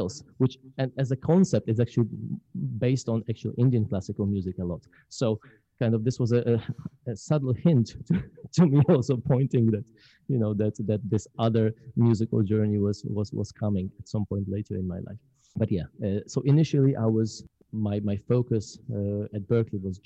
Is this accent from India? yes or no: no; Poland; English is a second language; moved away as an adult; now in Mississippi, United States; growing up in Poland